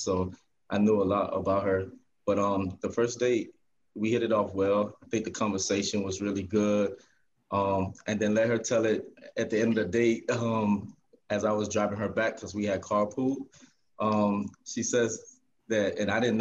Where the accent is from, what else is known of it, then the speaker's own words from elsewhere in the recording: Miami, Florida, United States; also born or lived in Würzburg, Germany; I was born in Würzburg, Germany. My father was in the military. Right after getting out of the military, we came to Miami. So I was raised here